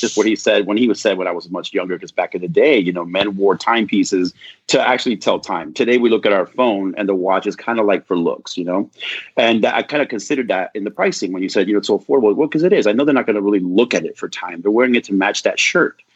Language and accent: English; Southern California, United States; I grew up in Southern California